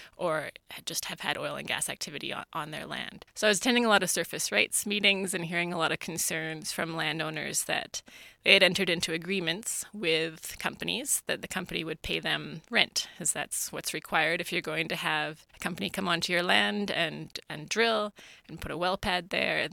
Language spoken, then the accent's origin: English; Kingman, Alberta, Canada; also born or lived in Sweden; I grew up near Camrose, uh, near a village of about eighty called Kingman.